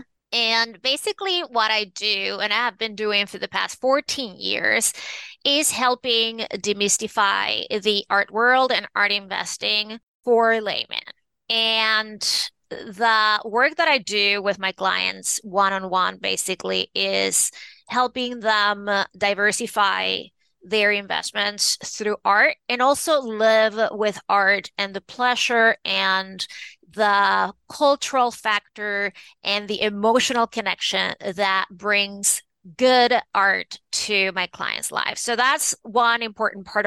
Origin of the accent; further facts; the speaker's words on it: Venezuela; moved away; also born or lived in New York City; I was born and raised in Venezuela in South America.